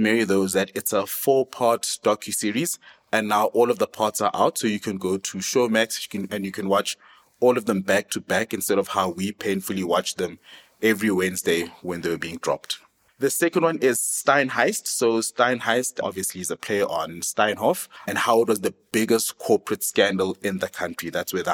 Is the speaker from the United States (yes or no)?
no; South Africa; We are proudly South African